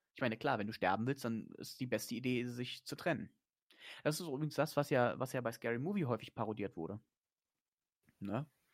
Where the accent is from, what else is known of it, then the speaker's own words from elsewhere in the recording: Germany; da bin ich Deutscher